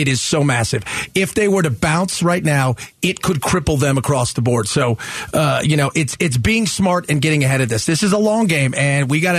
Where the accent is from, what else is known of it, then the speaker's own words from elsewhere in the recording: Buffalo, New York, United States; now in Arizona, United States; I came from Buffalo. I can't be here. It's beautiful in the winter and stuff.